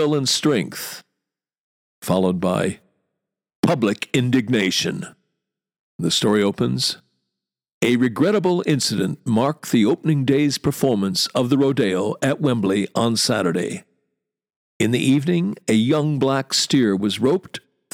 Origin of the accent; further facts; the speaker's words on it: United States; As an American who as a kid went to rodeos